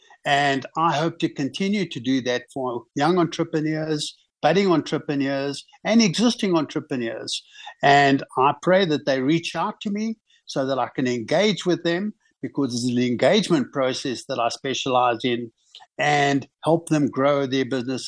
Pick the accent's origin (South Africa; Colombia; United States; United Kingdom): South Africa; one always, as a South African businessman, you make a plan.